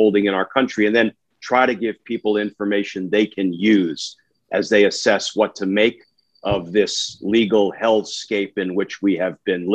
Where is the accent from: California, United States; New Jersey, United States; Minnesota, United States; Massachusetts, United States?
New Jersey, United States; moved away as an adult; also born or lived in Brooklyn, New York; I was born in Brooklyn, grew up a gutter kid in Jersey